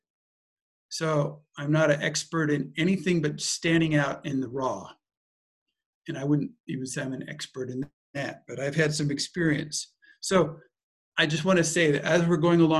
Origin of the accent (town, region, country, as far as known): United States; moved away; also born or lived in Germany / Austria / France